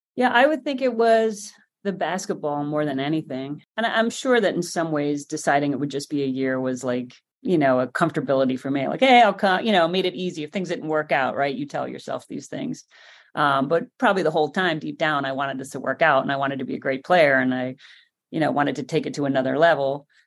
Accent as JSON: {"language": "English", "country": "Ireland", "moved": "as an adult", "lives_now": "United States", "said": "I like being Irish."}